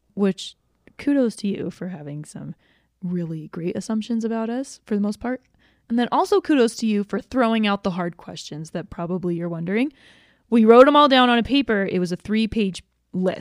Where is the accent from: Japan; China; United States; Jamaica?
United States; Georgia; moved away as an adult; now in Utah, United States; I was born in Georgia. My parents moved back to Utah for, like, four years after that, and then they moved back to Georgia, and I grew up there for the rest of, until I moved to Utah to go to college.